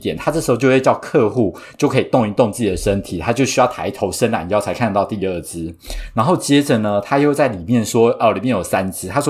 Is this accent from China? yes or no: no; Taiwan; born or raised there